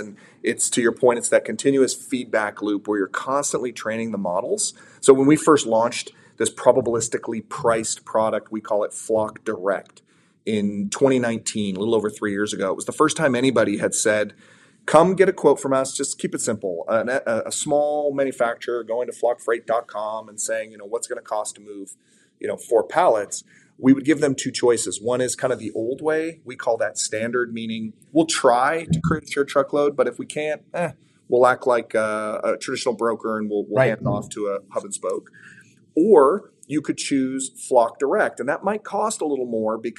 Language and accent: English; San Diego, California, United States; be based in San Diego, where I was born